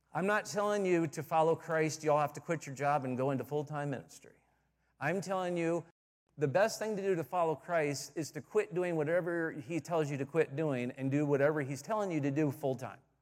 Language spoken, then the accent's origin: English; Michigan, United States; moved away as an adult; also born or lived in Southern California / Plymouth, Michigan; I grew up in Michigan, um, west side at first, and then about ten years there, and then my dad had a church, uh, in Plymouth, Michigan